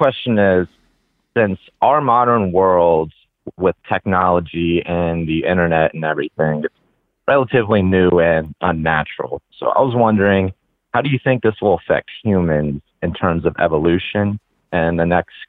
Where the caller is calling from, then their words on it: Hagerstown, Maryland, United States; I'm calling from Hagerstown, Maryland.